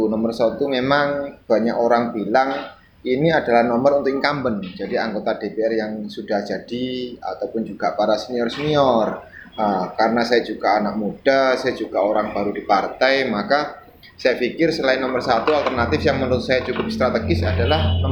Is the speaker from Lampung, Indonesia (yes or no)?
no; Gresik, East Java, Indonesia; Uh, kebetulan memang saya asing Gresik, saya warga Randu Agung.